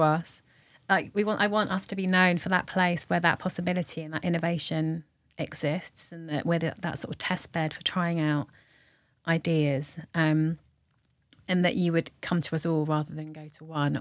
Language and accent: English; London, United Kingdom; as a Londoner